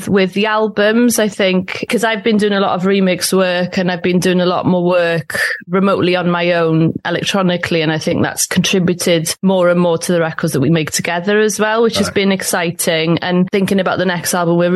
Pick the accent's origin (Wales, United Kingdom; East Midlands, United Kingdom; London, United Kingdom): Wales, United Kingdom; Cardiff; I grew up in Cardiff